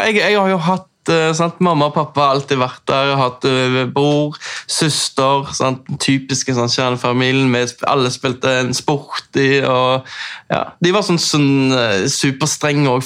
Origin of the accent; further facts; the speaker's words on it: Oslo, Norway; accent: østlands; moved away; jeg har jo snakket østlands, for jeg er oppvokst på, i Oslo.